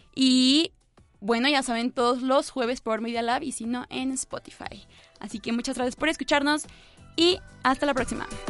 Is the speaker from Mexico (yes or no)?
yes; Mexico